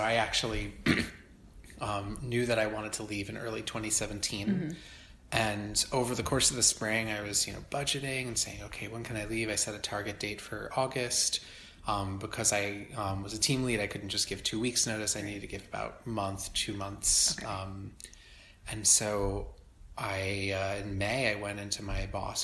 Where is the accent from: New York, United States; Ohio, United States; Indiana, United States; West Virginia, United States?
New York, United States; just south of Albany, Hudson Valley, upstate; moved away as an adult; also born or lived in Ithaca, New York; now in New York City, United States; I'm from the Hudson Valley in upstate originally, and I grew up just south of Albany